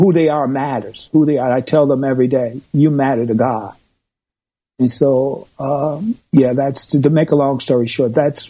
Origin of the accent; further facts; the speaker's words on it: Chicago, Illinois, United States; moved away; I was born and raised in Chicago, on the south side of Chicago